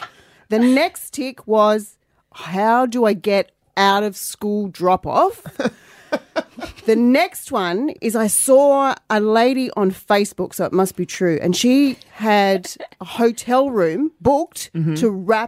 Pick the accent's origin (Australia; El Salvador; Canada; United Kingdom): Australia; Moonah, Tasmania; I'm from Moonah.